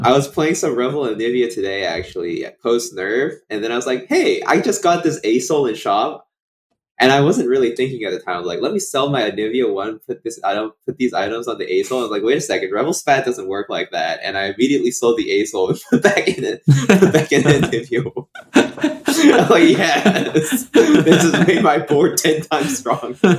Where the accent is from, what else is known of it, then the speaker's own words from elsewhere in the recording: Boston, Massachusetts, United States; also born or lived in Maryland; now in Cambridge, United States; I grew up in Boston, so or like oh, around the Boston suburbs